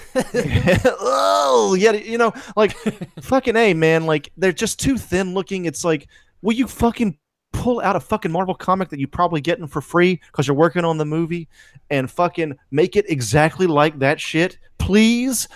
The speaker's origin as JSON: {"language": "English", "country": "United States", "also_born_or_lived": "Alabama", "said": "I'm from Georgia and Alabama"}